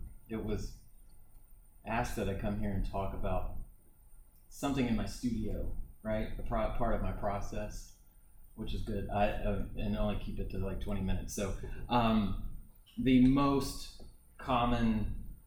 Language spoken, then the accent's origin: English; Hendersonville, United States; I am from Hendersonville